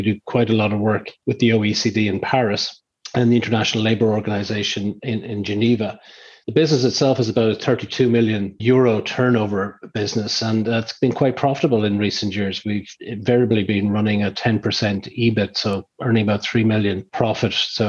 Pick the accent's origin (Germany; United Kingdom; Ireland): Ireland; west of Ireland; also born or lived in Dublin; I'm Irish and from the west of Ireland.